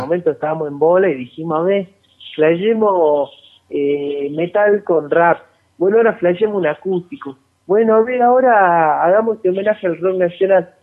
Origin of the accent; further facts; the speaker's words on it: Salta, Argentina; nosotros no somos de Buenos Aires, que somos de Salta